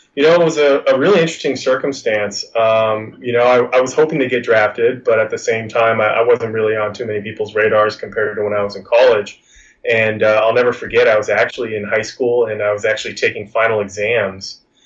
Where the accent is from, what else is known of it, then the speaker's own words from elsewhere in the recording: California, United States; growing up in California my whole life